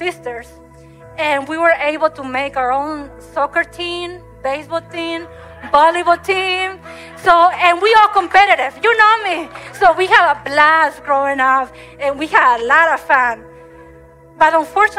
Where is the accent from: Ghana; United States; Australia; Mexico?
Mexico; moved away; I grew up in Mexico